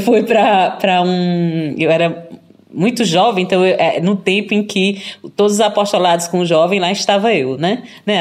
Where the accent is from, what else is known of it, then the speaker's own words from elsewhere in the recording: Eunápolis, Bahia, Brazil; also born or lived in Belo Horizonte, Minas Gerais; now in Avignon, France; sou natural de Minas Gerais e cresci na Bahia, né? Nasci em BH, mas minha família é, é uma família de mineiros imigrantes, digamos assim. E aí eu cresci em Eunápolis, no sul da Bahia